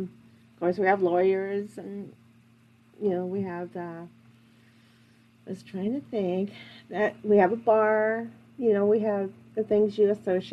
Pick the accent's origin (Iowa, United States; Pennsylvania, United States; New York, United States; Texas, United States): Iowa, United States; Wapello; I grew up in Wapello